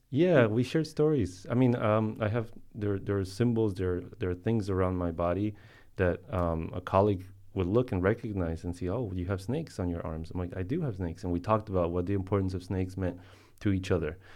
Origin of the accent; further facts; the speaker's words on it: Colombia; I was born in Colombia